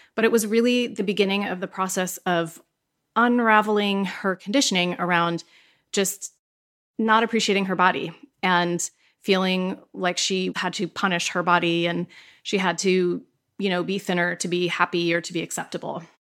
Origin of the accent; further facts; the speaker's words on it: Pennsylvania, United States; I grew up in Pennsylvania